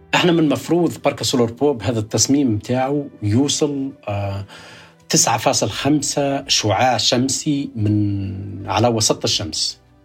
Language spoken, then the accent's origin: Arabic; rural Kasserine, Kasserine Governorate, Tunisia; also born or lived in Baltimore, United States; now in United States; ولدت في الريف